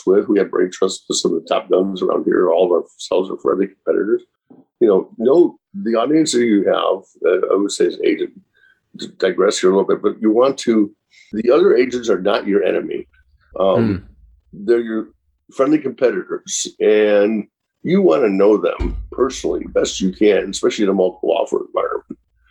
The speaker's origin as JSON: {"language": "English", "town": "Chicago", "region": "Illinois", "country": "United States", "tie": "born or raised there", "moved": "as an adult", "lives_now": "Orange County area, California, United States", "said": "I grew up in Chicago and moved out here"}